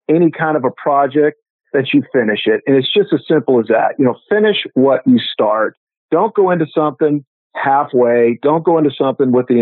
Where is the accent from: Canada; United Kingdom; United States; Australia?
United States; Great Falls, Montana; moved away as an adult; I grew up in Montana prior to joining the Navy